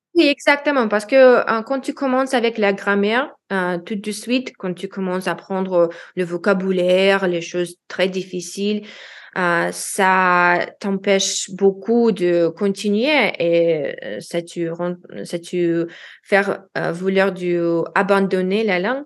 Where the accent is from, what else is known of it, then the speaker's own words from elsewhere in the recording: Russia; first language Russian; French is a second language; moved away as an adult; also born or lived in United States / Washington DC, United States; now in Lyon, France; je suis une expatriée russe-américaine en France maintenant